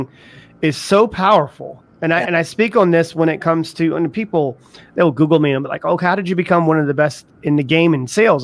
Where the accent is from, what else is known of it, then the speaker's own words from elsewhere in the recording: the South, United States; I was raised also in the South.